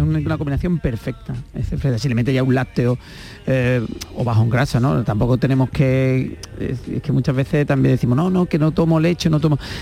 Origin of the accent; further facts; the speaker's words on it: Huelva, Andalusia, Spain; yo como buen onubense, tenemos, yo, bueno, estoy vivo en la tierra de los frutos rojos